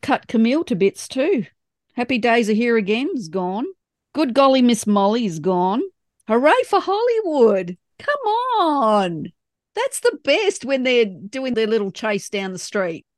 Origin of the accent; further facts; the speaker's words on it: Australia; accent: Australian; my Australian accent.